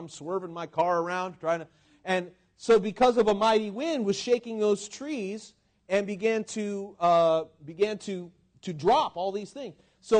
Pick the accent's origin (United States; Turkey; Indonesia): United States; Washington; born there; This happened not so long ago, the year before I was born in Washington